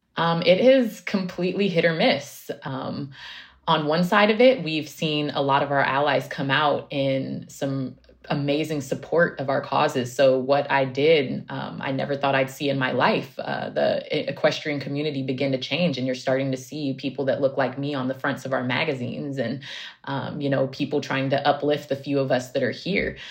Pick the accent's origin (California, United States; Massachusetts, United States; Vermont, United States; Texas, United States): California, United States; Oakland; also born or lived in Central Valley; I grew up in Oakland